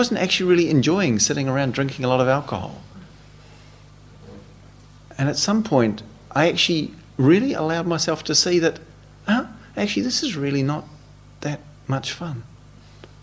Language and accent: English; New Zealand; When I was a teenager growing up in New Zealand in my late teens with my friends